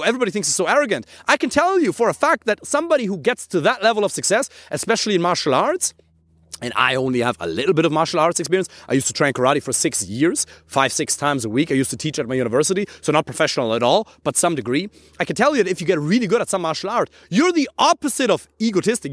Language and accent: English; Germany; English is a second language; I'm from Germany